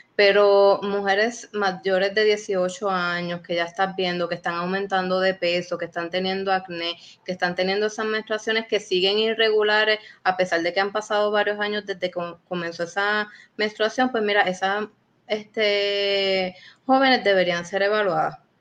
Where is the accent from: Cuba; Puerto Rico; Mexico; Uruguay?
Puerto Rico; somos puertorriqueños